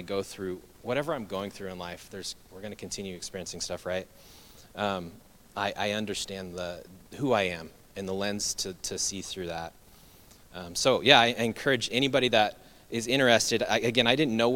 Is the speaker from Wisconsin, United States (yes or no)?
no; Treasure Valley, Idaho, United States; I grew up here in the Treasure Valley.